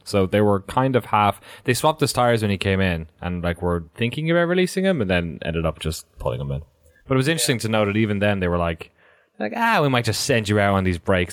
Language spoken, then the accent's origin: English; Ireland; As an Irish person